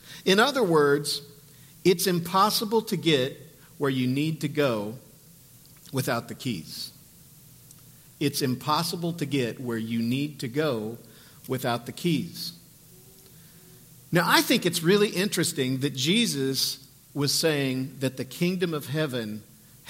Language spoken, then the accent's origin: English; St. Joseph, United States; when I was a kid, I grew up in St. Joe